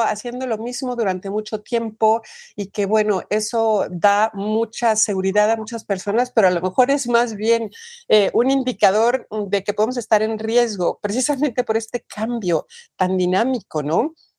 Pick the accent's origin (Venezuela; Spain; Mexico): Mexico; en mi país, en México